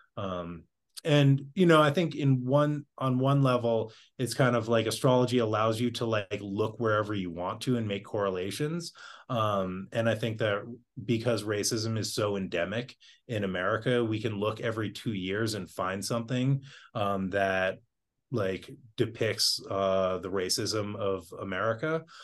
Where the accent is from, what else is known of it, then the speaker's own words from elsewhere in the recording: Boston, Massachusetts, United States; I grew up in Boston